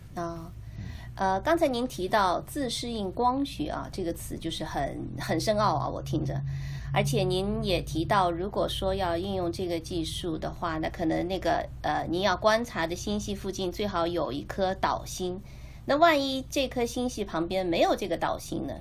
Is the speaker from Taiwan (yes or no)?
no; China; 作为我们中国人啊，炎黄子孙啊